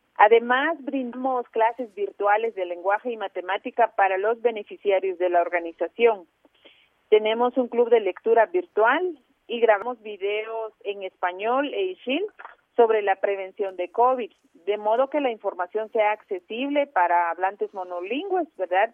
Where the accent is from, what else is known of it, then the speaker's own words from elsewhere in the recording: Chajul, Quiché, Guatemala; yo soy de la comunidad Ixil, yo nací en Chajul